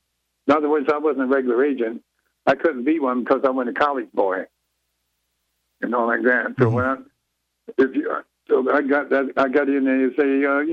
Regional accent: Detroit, Michigan, United States; moved away; I come from a show business family up in Detroit anyway, but that's my hometown.

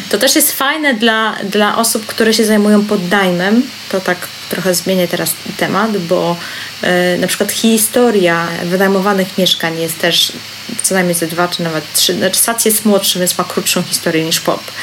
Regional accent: Tricity, Pomeranian Voivodeship, Poland; jestem z Trójmiasta

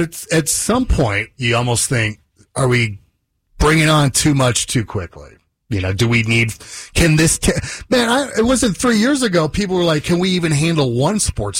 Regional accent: Las Vegas, Nevada, United States; I'm from Las Vegas.

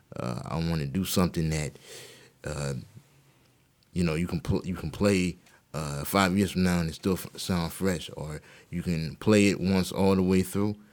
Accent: Mount Pleasant, South Carolina, United States; Born and raised in Mount Pleasant on the East Side

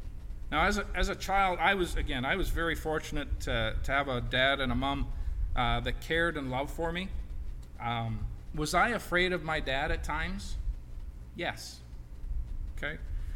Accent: Portage, United States; Now, growing up in Portage, he told me that I was not to run into the street.

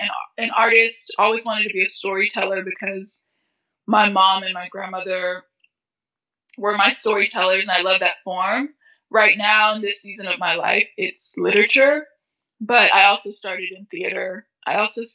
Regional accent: United States; My family immigrated to America when I was 5. Because there was a war in my home country

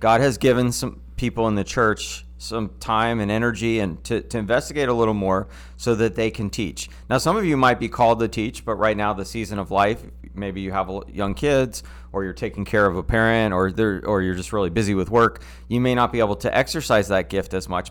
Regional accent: United States; as American Christians

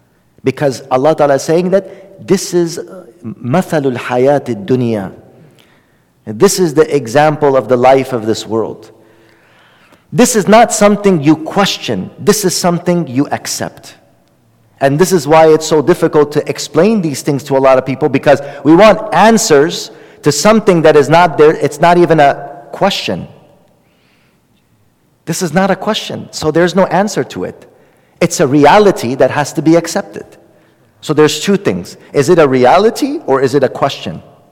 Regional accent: Oakland, California, United States; I grew up in Oakland. Nobody knows where I came from.

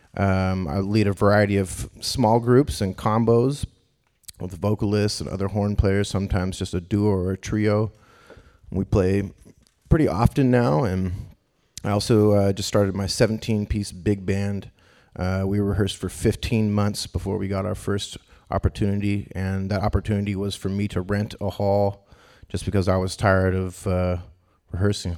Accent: Davis, California, United States; also born or lived in Boston; now in Sacramento, United States; I grew up in Davis, California

